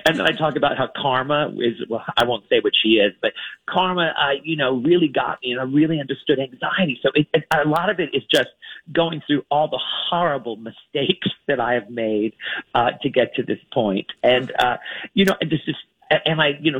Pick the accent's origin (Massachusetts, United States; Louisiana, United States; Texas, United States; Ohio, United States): Louisiana, United States; New Orleans; I'm from New Orleans